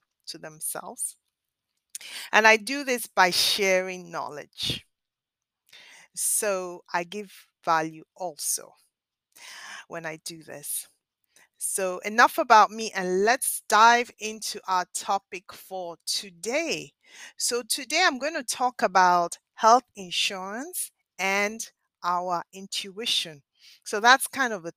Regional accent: Nigeria; now in Philadelphia, United States; I spent my formative years in Nigeria in West Africa.

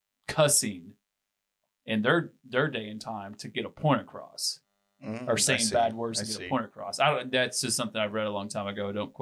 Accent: the Bible Belt, United States; I've been Christian since August 5th, 2006. And obviously growing up in the Bible Belt, you kind of get some religion on you.

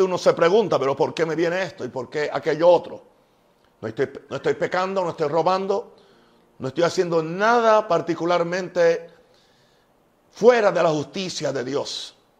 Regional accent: United States; mi país, en Estados Unidos

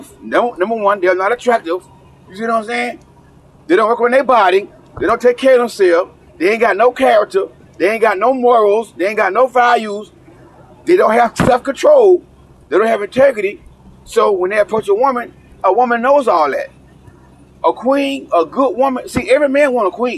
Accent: the South, United States; I may talk from the South because I'm from the South

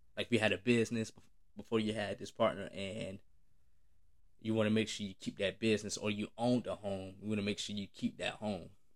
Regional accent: United States; as a black man growing up in America

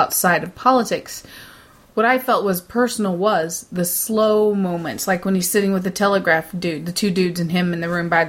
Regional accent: United States; also born or lived in Jefferson City, Missouri; as an American

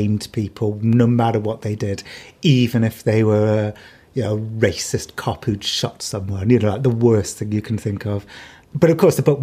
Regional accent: United Kingdom; I'm British.

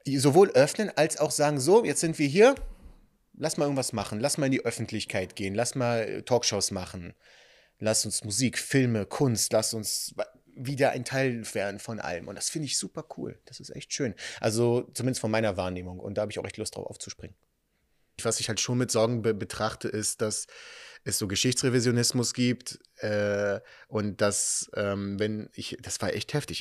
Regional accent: Berlin, Germany; also born or lived in Israel; Ich bin in Berlin-Spandau aufgewachsen

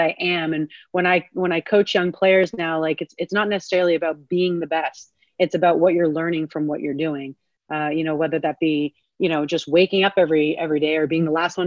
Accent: Canada; growing up in Canada

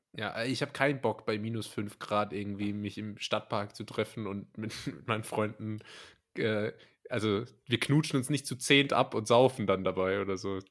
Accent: a village near Karlsruhe, Baden-Württemberg, Germany; also ich bin auch nicht in Karlsruhe, sondern in, äh, in, dem Dorf, in einem Dorf in der Nähe, wo ich herkomme

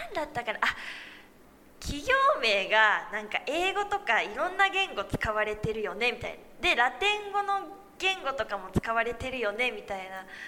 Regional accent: Osaka, Japan; 大阪出身だから

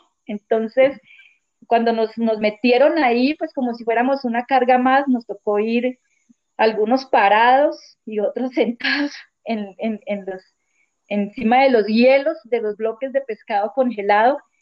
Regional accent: Leticia, Amazonas, Colombia; also born or lived in Eje Cafetero; vivo en el Amazonas, nací aquí, en Leticia, pues casi toda mi vida la, he pasado aquí.

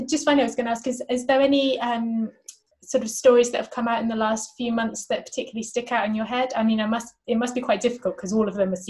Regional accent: Somerset, South West England, United Kingdom; moved away; I'm from Somerset

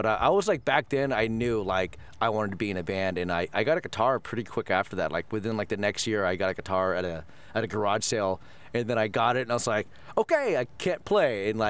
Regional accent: Thousand Oaks, California, United States; born or raised there; also born or lived in Florida / Colorado

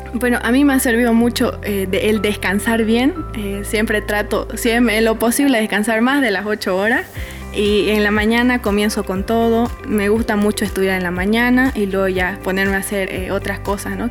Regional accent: Villamontes, Tarija, Bolivia; also born or lived in Santa Cruz, Bolivia; nací en Santa Cruz, pero vengo de Villamonte

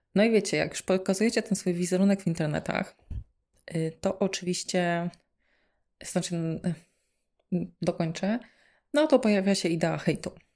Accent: eastern Poland, Poland; moved away as an adult; also born or lived in Kraków; ja sobie pochodzę z mojej miejscowości, ze wschodu Polski

